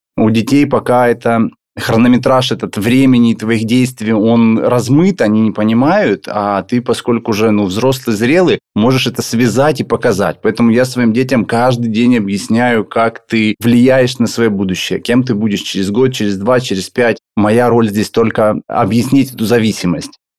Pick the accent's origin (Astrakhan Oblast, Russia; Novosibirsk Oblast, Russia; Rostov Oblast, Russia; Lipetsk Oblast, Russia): Rostov Oblast, Russia; Volgodonsk; я родился в городе Волгодонске